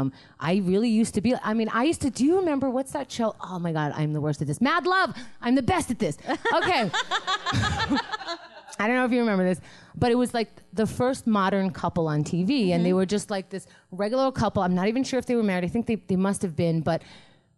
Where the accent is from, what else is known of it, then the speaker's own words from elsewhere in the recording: New York City, New York, United States; also born or lived in Israel; I was born in Israel, but I grew up in Queens